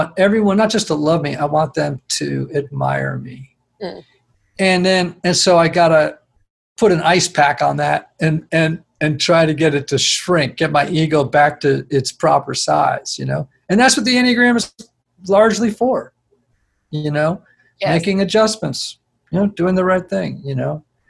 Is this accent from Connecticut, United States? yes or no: yes; Greenwich, Connecticut, United States; now in Nashville, United States; I grew up in Greenwich, Connecticut, where everyone is successful